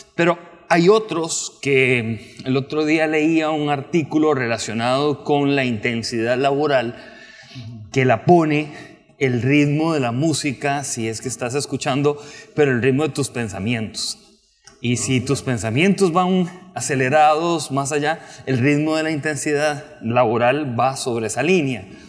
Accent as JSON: {"language": "Spanish", "country": "Costa Rica", "said": "soy periodista costarricense"}